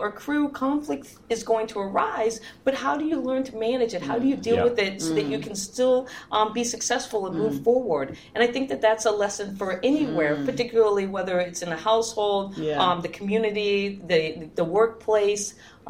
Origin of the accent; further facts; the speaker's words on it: Guam; born there; because I was born on Guam. My dad was working at the tracking station for the Apollo missions.